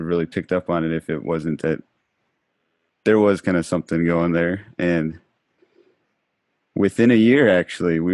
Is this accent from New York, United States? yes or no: no; Minnesota, United States; moved away as an adult; also born or lived in Thailand; I grew up in Minnesota